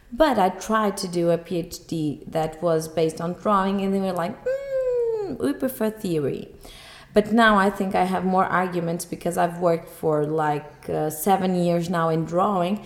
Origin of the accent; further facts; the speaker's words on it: Porto, Portugal; I'm an architect from Porto.